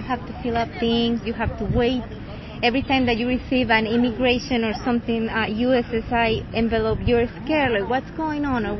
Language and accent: English; Guatemala; moved away as an adult; also born or lived in Boston; now in United States; I'm originally from Guatemala.